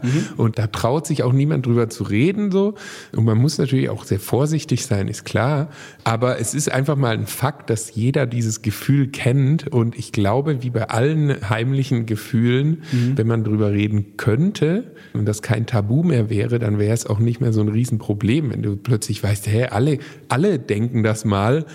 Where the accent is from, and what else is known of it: Baden-Württemberg, Germany